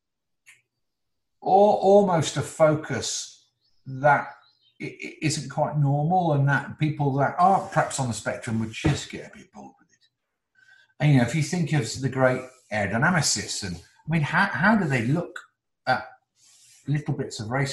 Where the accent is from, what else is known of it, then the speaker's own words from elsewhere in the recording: Newcastle, North East England, United Kingdom; also born or lived in Oxford; then we went up to the northeast to Newcastle, where my dad was in the motor trade